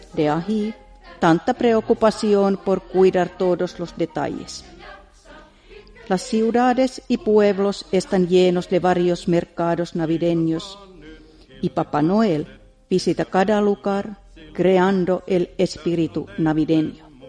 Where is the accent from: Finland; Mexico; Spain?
Finland; mi país